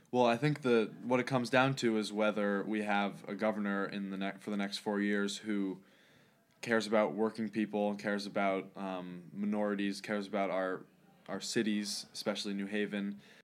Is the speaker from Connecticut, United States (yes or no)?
yes; New Haven, Connecticut, United States; I grew up in East Rock in New Haven